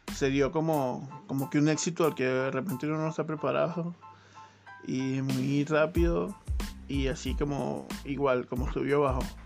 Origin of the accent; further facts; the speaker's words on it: Venezuela; moved away as an adult; now in Chile; todo lo que se había vivido en Venezuela lo estamos viviendo acá otra vez